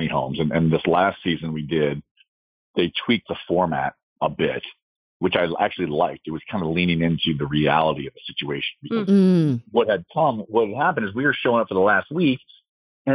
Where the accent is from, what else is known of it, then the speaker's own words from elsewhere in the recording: San Diego, California, United States; we were in my hometown, my parents are here. My sister is here